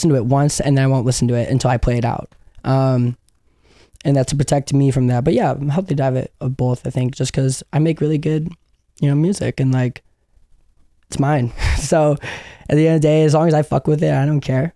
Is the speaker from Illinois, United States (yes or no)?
yes; Chicago, Illinois, United States; I grew up in Chicago in the suburbs